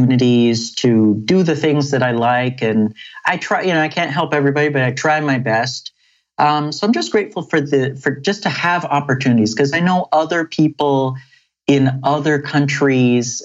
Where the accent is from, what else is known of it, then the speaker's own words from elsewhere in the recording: Mississauga, Ontario, Canada; also born or lived in South America; grew up in Canada, in Ontario, a town called Malton, also called Mississauga